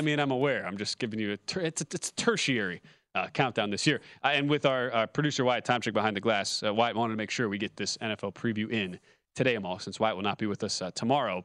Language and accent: English; Wisconsin, United States; I'm from Wisconsin